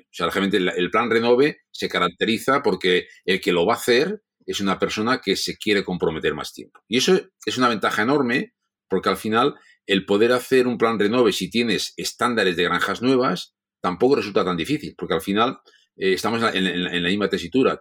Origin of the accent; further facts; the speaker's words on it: Catalonia, Spain; como catalanes, como, como gente que nos gusta el dinero